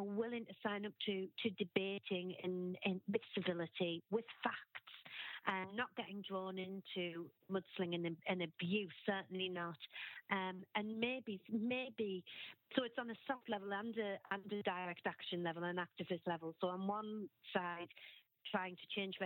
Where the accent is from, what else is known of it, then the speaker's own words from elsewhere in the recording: Sunderland, North East England, United Kingdom; moved away; I'm originally from Sunderland